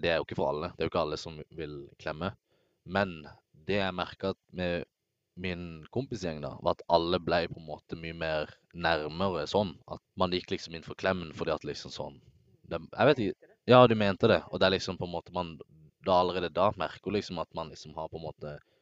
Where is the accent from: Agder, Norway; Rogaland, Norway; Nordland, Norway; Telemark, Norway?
Agder, Norway; Søgne; moved away; jeg var hjemme i Søgne